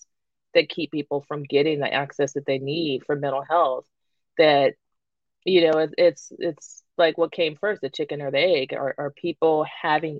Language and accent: English; California, United States; I'm from California